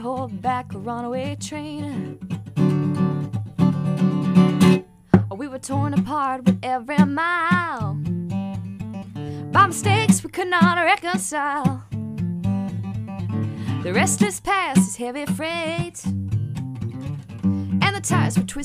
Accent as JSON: {"language": "English", "town": "Claxton", "region": "Georgia", "country": "United States", "tie": "born or raised there", "said": "I grew up in Claxton, and Claxton is a very small town, and not only did I grow up there, but I also grew up on a farm outside of Claxton"}